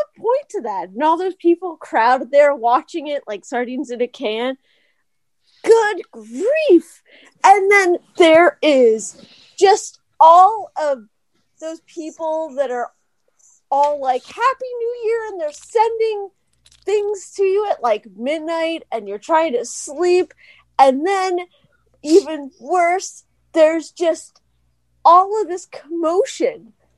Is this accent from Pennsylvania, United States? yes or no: yes; Pennsylvania, United States